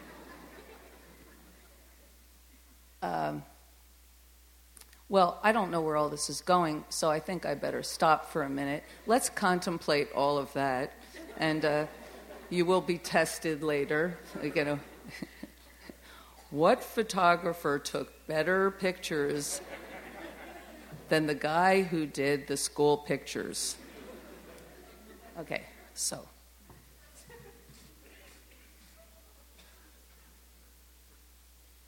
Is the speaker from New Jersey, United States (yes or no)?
yes; New Jersey, United States; also born or lived in Germantown, Philadelphia, Pennsylvania; I was raised in the Philadelphia area in Germantown, and then we moved to South Jersey